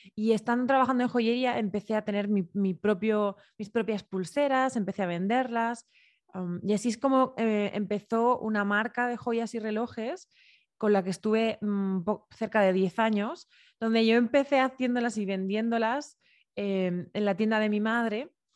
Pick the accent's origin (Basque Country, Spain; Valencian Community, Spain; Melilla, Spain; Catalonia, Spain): Valencian Community, Spain; Alicante; yo soy de Alicante, nací en un pueblito